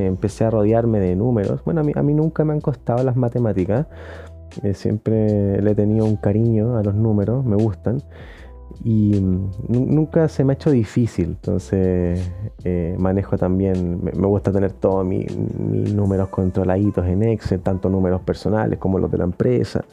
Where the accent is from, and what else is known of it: Chile